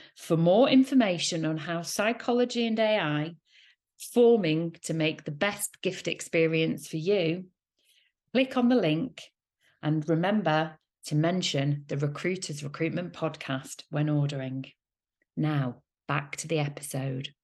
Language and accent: English; Manchester, North West England, United Kingdom; my heart and soul is in Manchester. I am a Mancunian, proud Man City fan